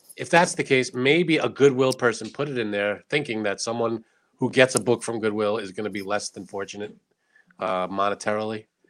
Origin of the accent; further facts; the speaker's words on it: United States; I'm an American with Italian descent